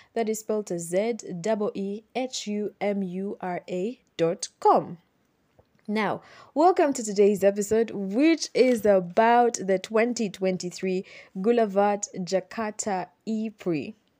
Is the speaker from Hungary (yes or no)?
no; Uganda; living and growing up in Uganda